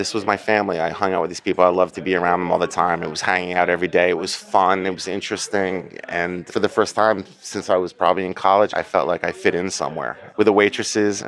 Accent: Bergen County, New Jersey, United States; I grew up in New Jersey, Bergen County, New Jersey

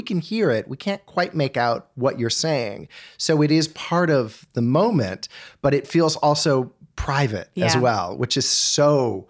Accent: Winnetka, Illinois, United States; Yeah. I grew up in Winnetka.

